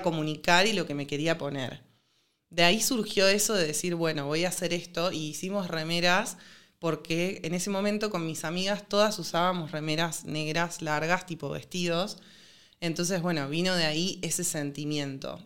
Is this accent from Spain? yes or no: no; Rosario, Santa Fe, Argentina; yo soy de Rosario